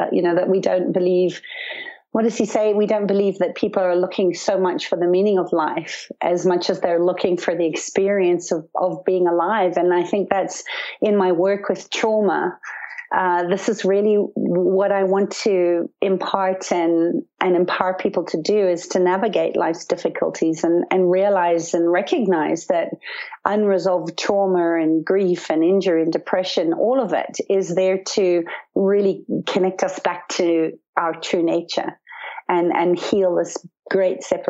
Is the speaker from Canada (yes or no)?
no; Zimbabwe; When I was young, I grew up in Zimbabwe on a farm in the bush